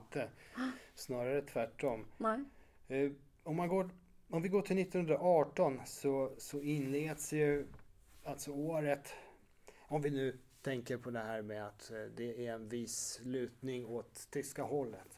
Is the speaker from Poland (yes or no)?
yes; Warsaw, Masovian Voivodeship, Poland; moved away; jag som är född och uppvuxen i Warszawa